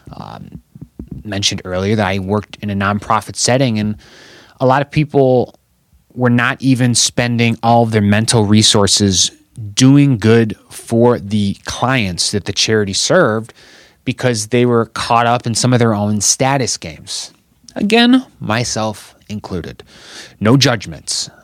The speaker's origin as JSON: {"language": "English", "town": "Chicago", "region": "Illinois", "country": "United States", "tie": "born or raised there", "said": "I'm still living in Chicago, Illinois. I'm from Chicago, Illinois"}